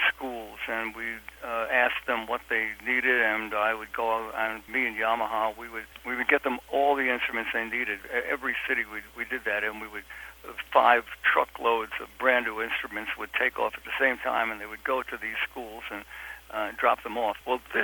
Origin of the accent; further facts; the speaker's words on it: New York City, New York, United States; I come from Brooklyn, from Williamsburg, Brooklyn, which when I grew up there was a dump, and my high school was a dump